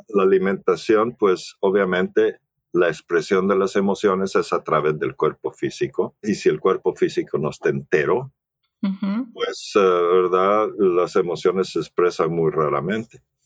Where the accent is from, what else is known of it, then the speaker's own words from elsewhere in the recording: El Salvador; moved away as an adult; now in United States; crecí en El Salvador. Ah, soy ah, norteamericano o, gabacho o gringo, como le quieras llamar, ¿verdad? Pero, pero mi mamá era salvadoreña, entonces eh, crecí en El Salvador